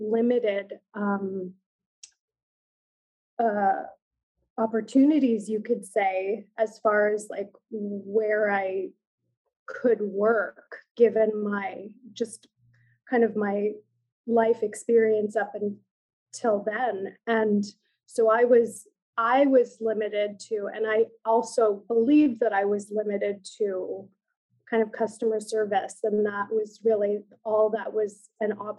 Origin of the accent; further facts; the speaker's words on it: Iqaluit, Nunavut, Canada; now in Toronto, Canada; I'm an urban Inuk, but I grew up in community on Baffin Island in Iqaluit, with my community on my motherland.